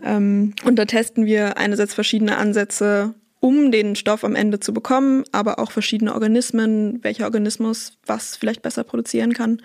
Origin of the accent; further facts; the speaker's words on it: Bremen, Germany; moved away as an adult; now in Münster, Germany; Ich komme eigentlich aus Bremen und bin dann aber nach Münster gezogen zum Studieren